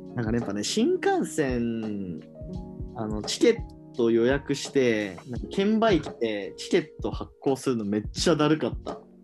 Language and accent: Japanese; Hiroshima, Japan; now in Tokyo, Japan; 僕、地元は広島県なんですけど